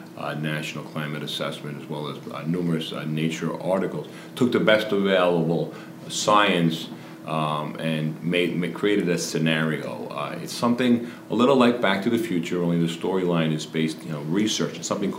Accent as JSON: {"language": "English", "region": "New York", "country": "United States", "said": "I think what we've captured here is, I'm from New York."}